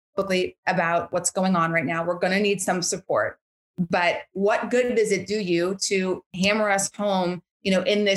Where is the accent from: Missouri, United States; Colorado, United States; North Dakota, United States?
North Dakota, United States; Bismarck; moved away; Bismarck, which is my hometown.